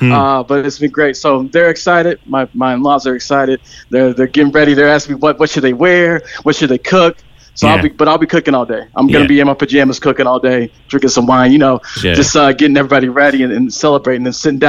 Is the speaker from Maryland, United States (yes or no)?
no; St. Louis, Missouri, United States; accent: American; moved away as an adult; also born or lived in Knoxville, Tennessee / San Francisco, California; now in Cork, Ireland; I'm originally from Knoxville, Tennessee, raised in St. Louis, Missouri, and just moved from San Francisco. So I have family all over the country.